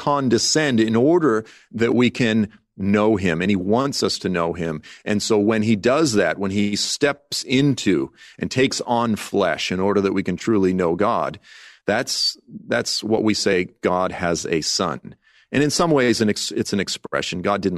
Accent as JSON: {"language": "English", "region": "Massachusetts", "country": "United States", "tie": "born or raised there", "said": "And it's, you know, look, I grew up in South Shore, Massachusetts, divorced family, this type of thing."}